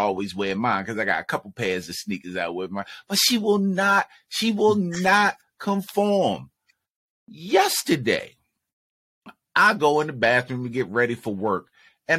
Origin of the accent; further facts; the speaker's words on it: Baltimore, Maryland, United States; we're from Baltimore, so it's not the DMV, but the DMV is down the street